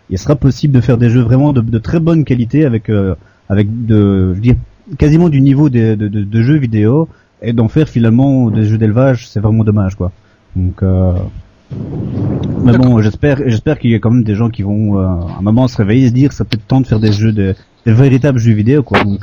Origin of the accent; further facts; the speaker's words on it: Belgium; moi je suis bête de Belgique.